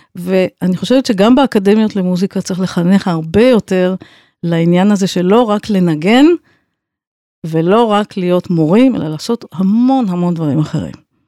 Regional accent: Tel Aviv, Tel Aviv District, Israel; also born or lived in United States; אני גדלתי בבית לא רק של מוזיקה, אלא גם של אומנות, של ציור, של שירה, של ספרות, ובעצם כל הבוהמה התל אביבית הייתה אצלנו בבית

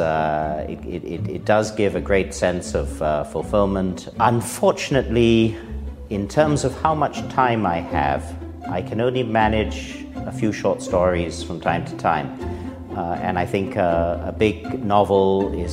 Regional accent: Singapore; as a Singaporean

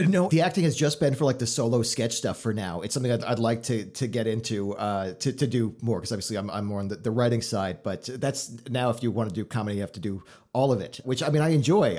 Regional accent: Florida, United States; now in Chicago, United States; I grew up in Florida

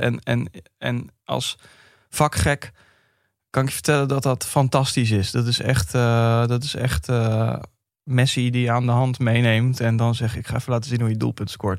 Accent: Vlaardingen, South Holland, Netherlands; ik kwam uit Vlaardingen

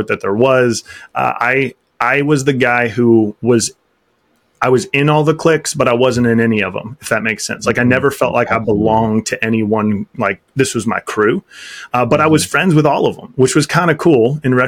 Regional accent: Topeka, Kansas, United States; I'm a Kansas farm boy at heart. I grew up in the Midwest, just outside of Topeka, Kansas.

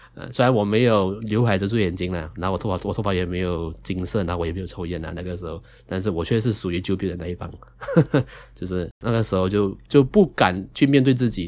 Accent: Malaysia; 我从小到大，就是我从小长大的环境

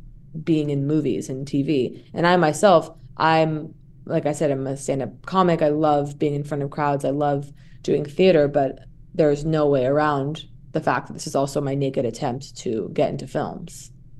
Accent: Santa Monica, California, United States; I'm from Santa Monica and that I'm an actress.

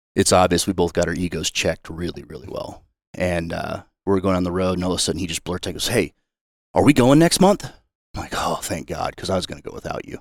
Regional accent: Excelsior Springs, Missouri, United States; I grew up in a small town outside of Kansas City called Excelsior Springs

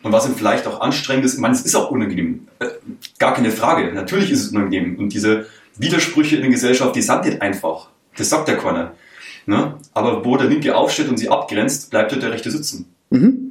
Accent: countryside around Munich, Bavaria, Germany; ich bin quasi aus dem größeren Umland, um München herum. Ich meine, es gibt einige kleinere, mittlere Städte, zur Auswahl und in dem Sinne bin ich ja selber direkt auf dem Land aufgewachsen

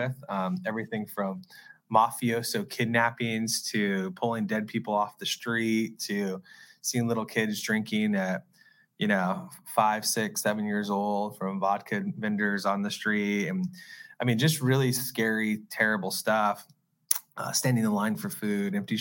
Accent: Arizona, United States; I'm a seventh generation Arizonan

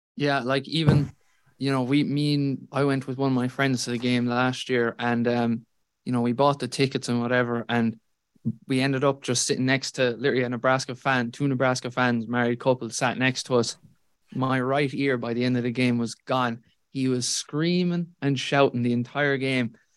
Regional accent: Tralee, Munster, Ireland; I'm from Tralee

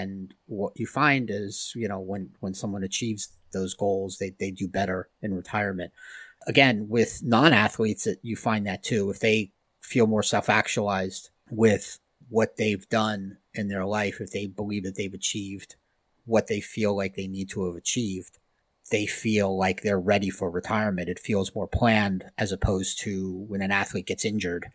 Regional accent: Miami, Florida, United States; I'm from Miami

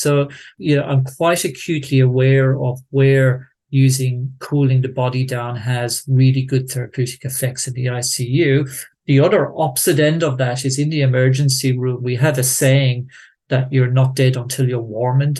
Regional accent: Tipperary, Munster, Ireland; moved away; growing up in Tipperary

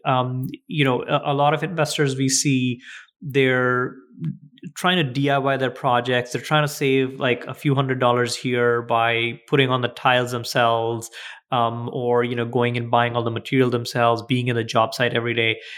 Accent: India; moved away; we grew up in India.

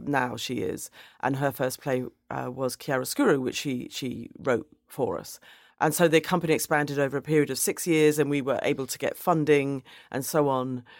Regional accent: London, United Kingdom; I grew up in Woolwich, which at that time was a very white area

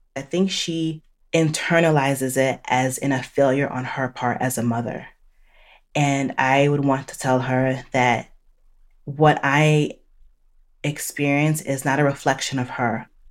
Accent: New Jersey, United States; moved away as an adult; also born or lived in Chicago; now in Charlotte, North Carolina, United States; I am Haitian American, born and raised in New Jersey, and now living in the South

